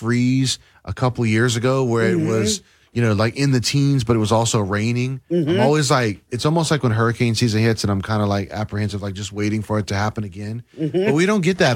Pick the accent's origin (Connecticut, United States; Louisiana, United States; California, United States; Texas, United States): Louisiana, United States; Carencro; I grew up in Karen Crow